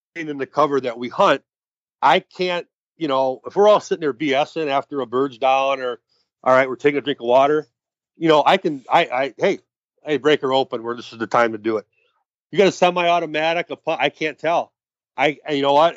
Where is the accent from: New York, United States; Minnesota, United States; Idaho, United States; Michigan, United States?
Minnesota, United States; Monticello; I grew up in Minnesota, actually in Monticello, uh, home of the nuclear plant